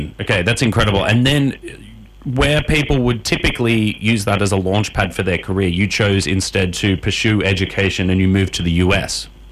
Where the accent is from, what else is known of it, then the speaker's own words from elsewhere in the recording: Australia; accent: Australian; my Australian accent